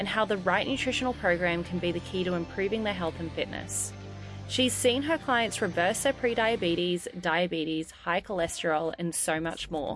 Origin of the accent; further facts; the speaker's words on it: Australia; also born or lived in Ohio; as someone who grew up in Australia